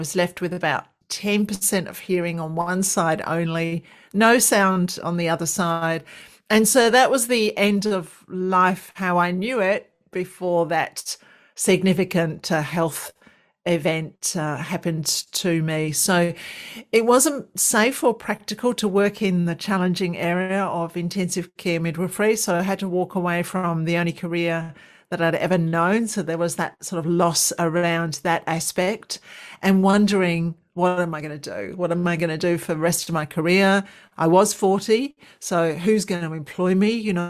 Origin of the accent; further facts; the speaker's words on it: London, United Kingdom; moved away as an adult; now in Australia; I'm from London. I did all my training in London and then came over to Australia